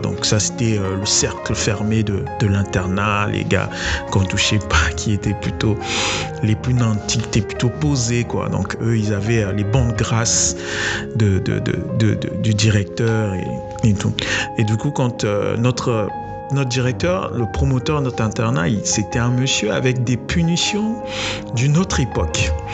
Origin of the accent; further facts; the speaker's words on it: Brazzaville, Republic of the Congo; Il a voulu nous retenir à l'internat, nous interdisant de rentrer chez nous, à Brazzaville, pour aller passer les fêtes avec nos proches